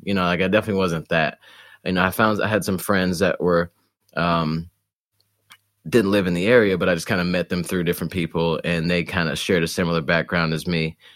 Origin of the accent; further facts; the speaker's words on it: Detroit, Michigan, United States; moved away; also born or lived in Poughkeepsie, New York; we moved to Detroit, actually, um, when I was, like, five or so